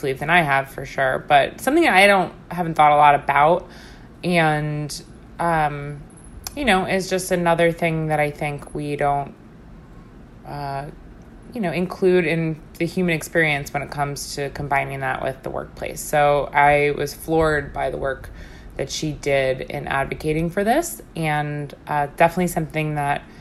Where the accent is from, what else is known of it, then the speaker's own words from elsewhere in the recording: Long Island, New York, United States; also born or lived in Brooklyn; now in New York City, United States; Bobby is a lifelong Long Islander, as am